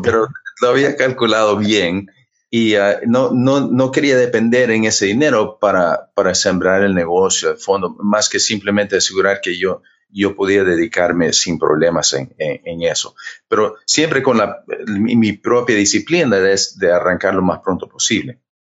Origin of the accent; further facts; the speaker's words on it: Honduras; moved away; also born or lived in United States / Cuba / Florida; yo, nací en los Estados Unidos, pero mi papá era cubano, mi mamá hondureña, y nos criaron en Honduras, un poco tiempo en Cuba